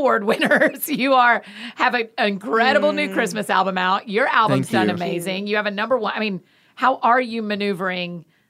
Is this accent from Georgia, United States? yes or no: yes; Georgia, United States; I say crayons, but I'm also from Georgia.